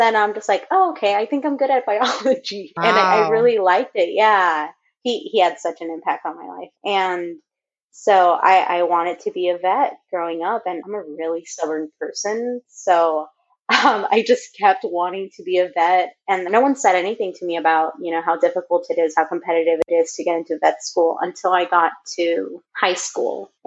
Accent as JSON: {"language": "English", "town": "Los Angeles", "region": "California", "country": "United States", "tie": "born or raised there", "said": "I grew up in Echo Park, which is a small community. Well, not so small. It's pretty big in LA."}